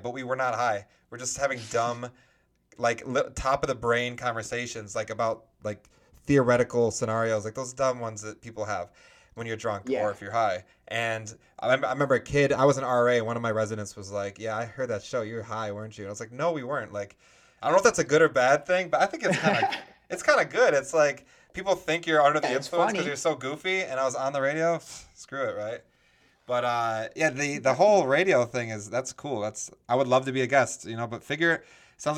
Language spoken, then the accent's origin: English; Rochester, New York, United States; accent: Minnesota type accent, nasally accent; Upstate New York. Yeah, I'm from Rochester. It's near Buffalo